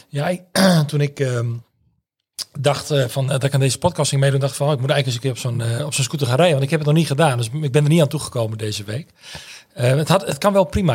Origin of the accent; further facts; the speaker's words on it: Drachten, Friesland, Netherlands; moved away as an adult; also born or lived in Leeuwarden / Grou; now in Groningen, Netherlands; ik ben in Leeuwarden geboren en opgegroeid in Grauw en in Drachten